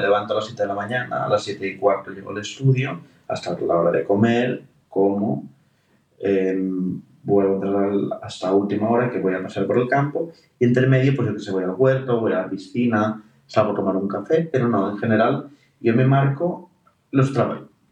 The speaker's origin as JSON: {"language": "Spanish", "town": "Alcanar", "region": "Catalonia", "country": "Spain", "tie": "born or raised there", "said": "qué privilegio tengo de haber nacido donde he nacido"}